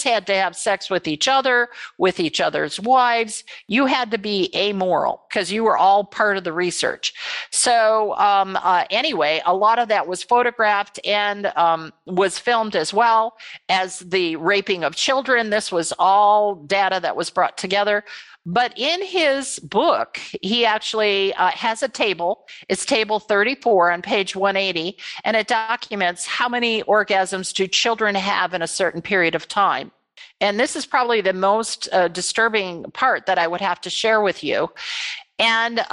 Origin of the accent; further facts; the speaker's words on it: Michigan, United States; I was born and raised in Michigan